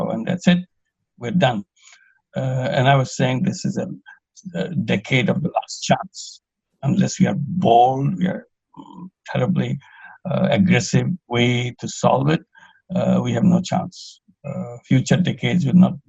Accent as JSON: {"language": "English", "country": "Bangladesh", "said": "I'm from Bangladesh."}